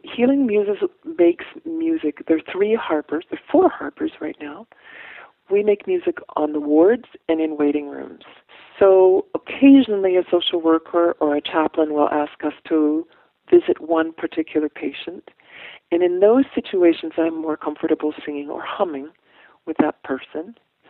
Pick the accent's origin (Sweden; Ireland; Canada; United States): Ireland; It's probably a little bit of each, but then I'm Irish, so, you know, the guilt is familiar.